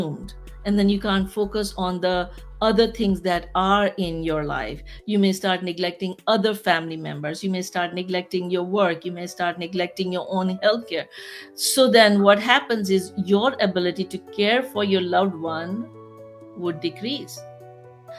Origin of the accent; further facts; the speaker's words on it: Pakistan; moved away as an adult; I'm from Pakistan